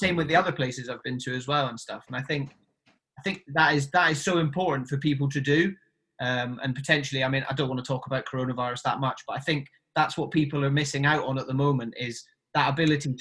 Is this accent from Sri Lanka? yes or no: no; Highlands of Scotland, United Kingdom; moved away as an adult; also born or lived in Sydney, Australia; I grew up in the Highlands of Scotland in a tiny little town until I was 18